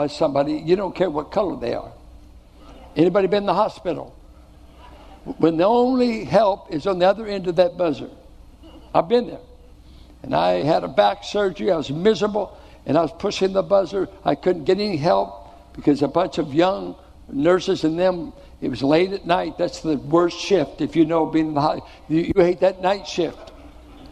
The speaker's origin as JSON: {"language": "English", "town": "Richmond", "country": "United States", "tie": "born or raised there", "said": "I grew up in Richmond."}